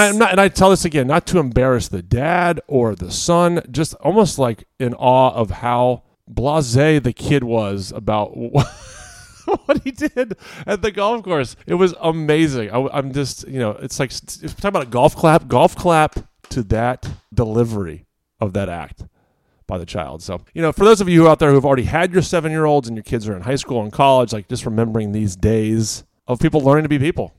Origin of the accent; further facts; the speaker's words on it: Quantico, Virginia, United States; I grew up around Quantico